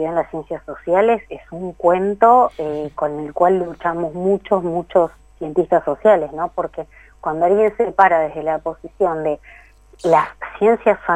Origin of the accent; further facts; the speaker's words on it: Buenos Aires Province, Argentina; yo soy de provincia de Buenos Aires, ¿no?